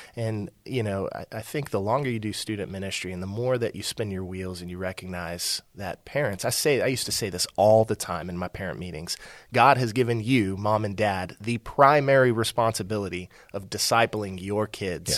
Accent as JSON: {"language": "English", "town": "Aledo", "region": "Texas", "country": "United States", "said": "I'm from a small town that's now a big town, Alito, uh, just west of Fort"}